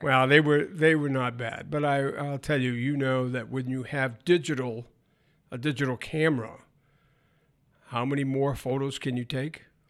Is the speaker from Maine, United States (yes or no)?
yes; northern Maine, United States; moved away; also born or lived in Michigan; I was born and brought up in Maine